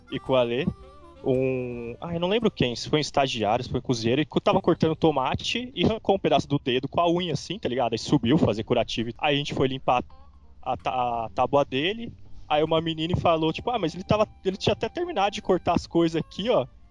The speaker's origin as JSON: {"language": "Portuguese", "town": "Santo André", "region": "São Paulo", "country": "Brazil", "said": "sou aqui do, do ABC Paulista"}